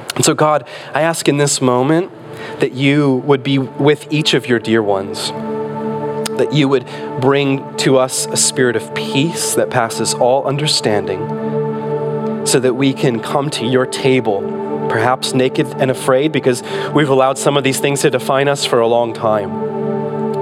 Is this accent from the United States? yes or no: yes; Michigan, United States; moved away; when we were little growing up in Michigan